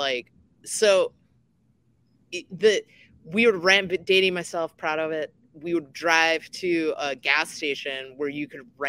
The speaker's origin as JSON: {"language": "English", "region": "North Dakota", "country": "United States", "said": "I'm from North Dakota"}